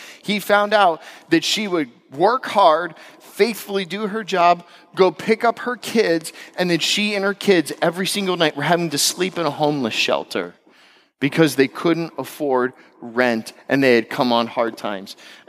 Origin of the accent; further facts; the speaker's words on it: Florida, United States; also born or lived in West Coast; I'm from West Coast. I'm from Florida.